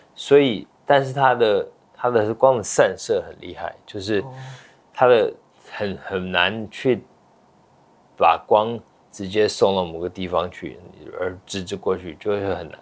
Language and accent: Chinese; Taiwan; moved away as an adult; also born or lived in United States; 我其实是在美国出生的哦。我，我爸妈在那边留学生，然后在美国出生，五岁我到台湾来留学，到，嗯，大学毕业，呃，十八年，呃，毕业后又回去美国念书，所以在台湾留学了十八年